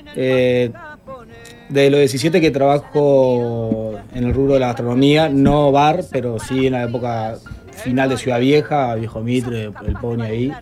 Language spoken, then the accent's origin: Spanish; Montevideo, Uruguay; yo me crié en La Teja, hasta los 21 años vivía ahí